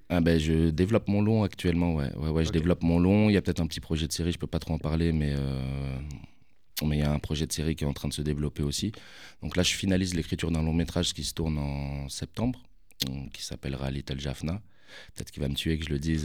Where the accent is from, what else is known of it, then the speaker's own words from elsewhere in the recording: Paris, Île-de-France, France; j'ai grandi là-bas.